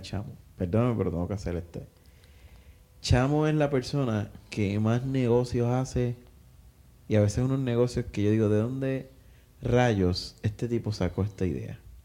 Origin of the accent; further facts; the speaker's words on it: Coamo, Puerto Rico; yo soy de Coamo